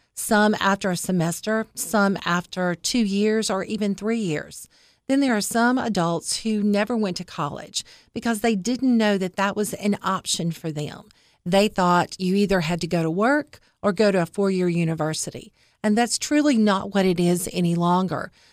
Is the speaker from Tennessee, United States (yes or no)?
yes; East Tennessee, United States; moved away as an adult; now in Cookeville, United States; So I'm from East Tennessee. So I'm an East Tennessee girl